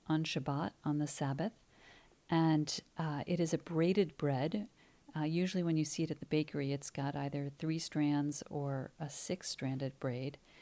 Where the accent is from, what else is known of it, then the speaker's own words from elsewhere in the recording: Cleveland, Ohio, United States; moved away as an adult; also born or lived in New York City; I'm actually from Cleveland